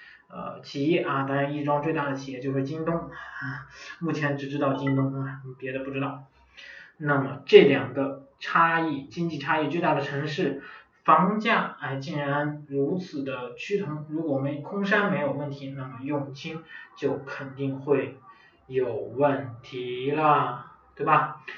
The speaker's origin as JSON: {"language": "Chinese", "region": "Inner Mongolia", "country": "China", "tie": "born or raised there", "said": "包括我的老家省会啊，呼和浩特市啊"}